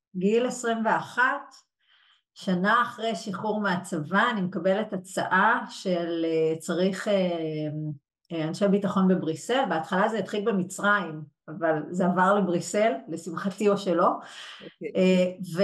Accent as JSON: {"language": "Hebrew", "town": "Yehud", "region": "Central District", "country": "Israel", "tie": "born or raised there", "also_born_or_lived": "Brussels", "said": "נולדתי וגדלתי ביהוד"}